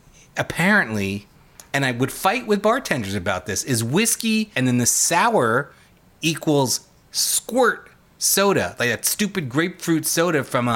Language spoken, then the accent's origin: English; New York City, New York, United States; moved away as an adult; now in Midwest, United States; I grew up in New York City.